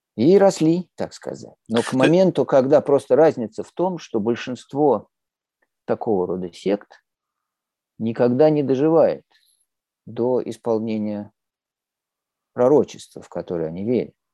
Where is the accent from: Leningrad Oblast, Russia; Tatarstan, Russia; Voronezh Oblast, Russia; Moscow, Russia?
Moscow, Russia; я, я родился, вырос в Москве